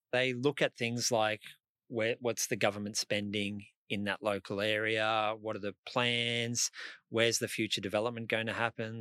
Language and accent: English; Brisbane, Queensland, Australia; I'm from Brisbane, I know places like Newstead in Queensland